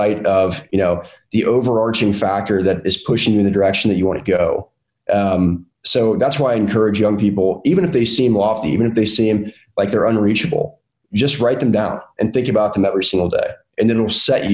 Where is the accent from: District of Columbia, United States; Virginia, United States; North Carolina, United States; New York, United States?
North Carolina, United States; a Southern kid that was born and raised in North Carolina, my entire life